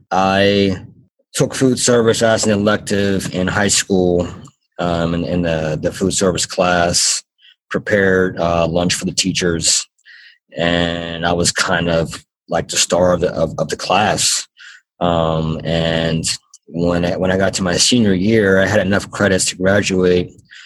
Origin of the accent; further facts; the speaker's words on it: Pittsburgh, Pennsylvania, United States; and you know I'm from Pittsburgh, and at the time I had a really good job actually in radio.